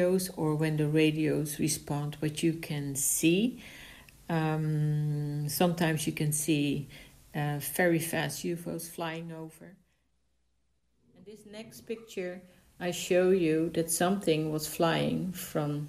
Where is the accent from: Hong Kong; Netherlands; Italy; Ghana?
Netherlands; I'm from the Netherlands.